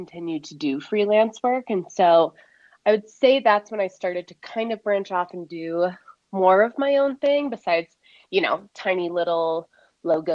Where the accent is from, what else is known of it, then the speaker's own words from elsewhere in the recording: Chicago, Illinois, United States; also born or lived in Midwest; now in Denver, United States; I live in Denver, Colorado, but I'm originally from the Chicago area